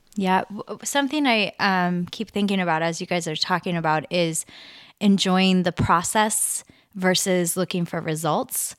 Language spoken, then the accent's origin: English; Nebraska, United States; I'm from Nebraska